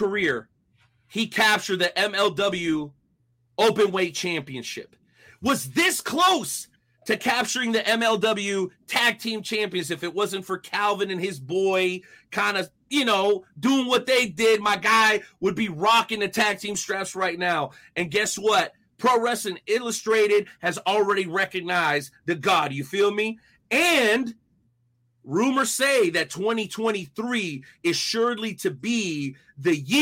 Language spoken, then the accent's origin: English; South Florida, United States; I grew up in South Florida